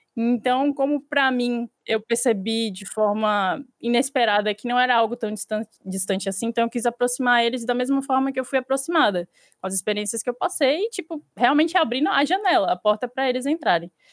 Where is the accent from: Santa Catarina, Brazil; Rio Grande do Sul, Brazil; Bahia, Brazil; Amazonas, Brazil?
Bahia, Brazil; Salvador; eu sou de Salvador